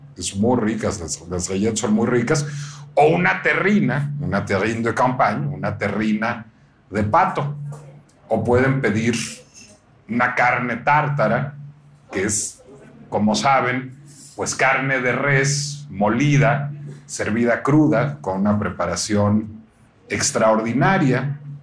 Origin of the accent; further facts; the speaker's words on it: Mexico; No me siento mexicano